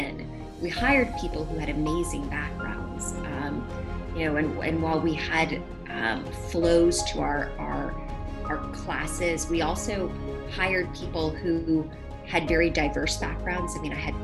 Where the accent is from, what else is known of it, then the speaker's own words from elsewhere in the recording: New Orleans, Louisiana, United States; I'm from New Orleans